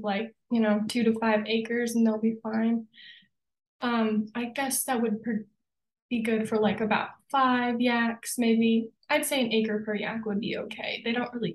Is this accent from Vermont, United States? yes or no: yes; Vermont, United States; moved away as an adult; now in Colorado, United States; I grew up in Vermont